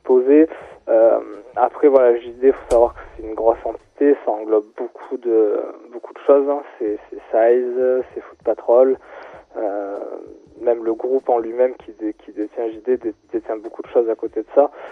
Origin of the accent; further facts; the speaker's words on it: Marseille, Provence-Alpes-Côte d'Azur, France; moved away; also born or lived in Grenoble; moi je suis né à Marseille, j'ai grandi à Marseille